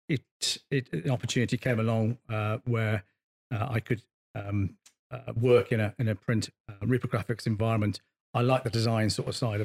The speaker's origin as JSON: {"language": "English", "town": "Bristol", "region": "South West England", "country": "United Kingdom", "tie": "born or raised there", "said": "I came from Bristol White High School, so a pretty tough school back in the 80s"}